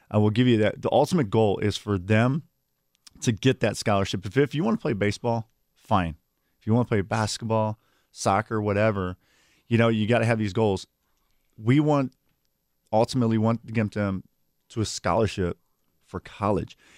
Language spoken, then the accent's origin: English; Milwaukee, Wisconsin, United States; I grew up here in the city of Milwaukee